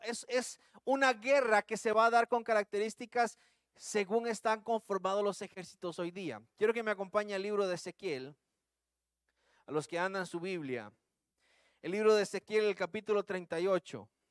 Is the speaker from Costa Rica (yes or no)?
yes; Costa Rica; accent: Tico; usando el buen tico